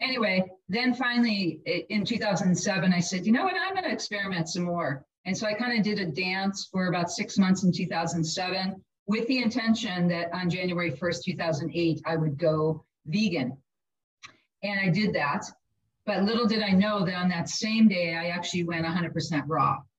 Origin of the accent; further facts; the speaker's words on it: Milwaukee, Wisconsin, United States; Growing up in Milwaukee, we had amazing cheese and bratwurst